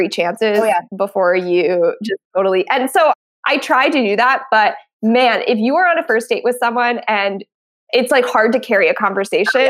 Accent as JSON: {"language": "English", "region": "New Jersey", "country": "United States", "tie": "born or raised there", "said": "I grew up in South Jersey"}